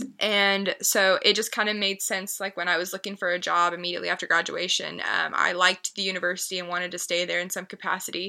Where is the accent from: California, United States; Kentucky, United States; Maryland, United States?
Kentucky, United States; Lexington; I was born and raised in Lexington, where I am still.